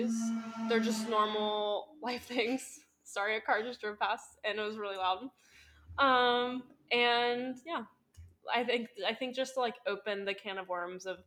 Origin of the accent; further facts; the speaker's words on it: Southwest Ohio, United States; I did move back to my hometown